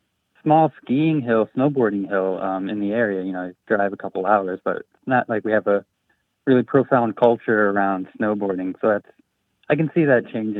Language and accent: English; Western New York, United States; now in Binghamton, United States; I was from Western New York